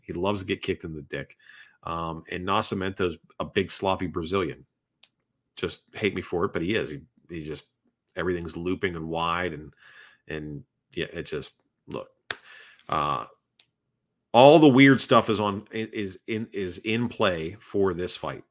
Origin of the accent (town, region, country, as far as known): Northeast, United States